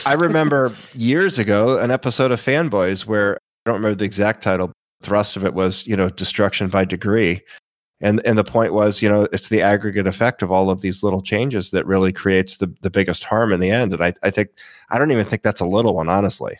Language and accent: English; Florida, United States; I was a local. So I mean, I was Florida.